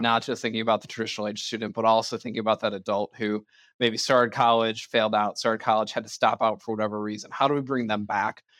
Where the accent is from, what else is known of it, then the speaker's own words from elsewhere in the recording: Ireland; I'm an Irishman